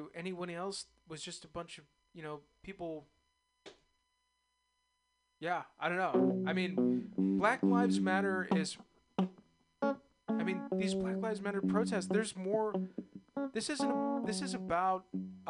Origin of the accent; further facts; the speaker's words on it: East Bay, California, United States; I was born in the East Bay, and I grew up a huge A's fan and a Niners fan